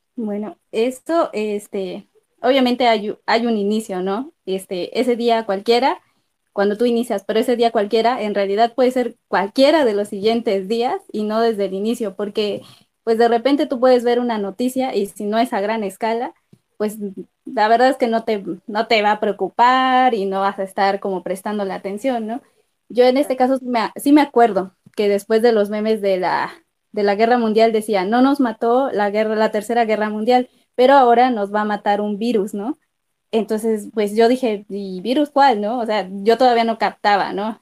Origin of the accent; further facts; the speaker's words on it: Mexico; como mexicanos